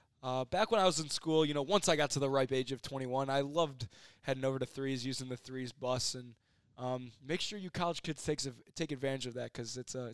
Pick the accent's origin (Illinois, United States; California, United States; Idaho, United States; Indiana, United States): Illinois, United States; growing up in Illinois